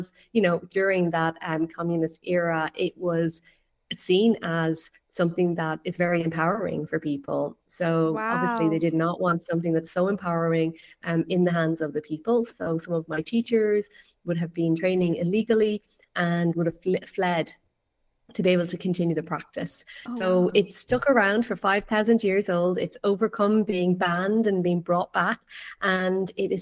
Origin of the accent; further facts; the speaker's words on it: west coast of Ireland, Ireland; now in Greece; So I am from Ireland. I'm from the west coast of Ireland